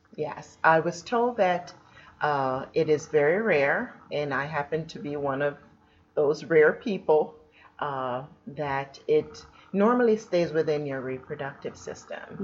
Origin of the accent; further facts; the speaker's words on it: Jamaica; moved away; I was born in Jamaica